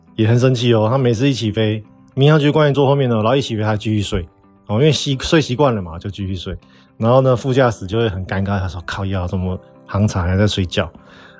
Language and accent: Chinese; Taiwan; 我们台湾人其实都会蛮为对方考量的